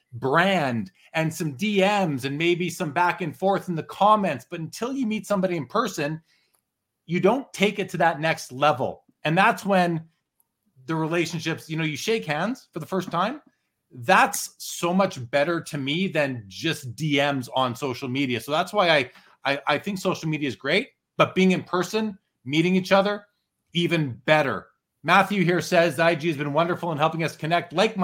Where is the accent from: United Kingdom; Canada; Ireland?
Canada; my home country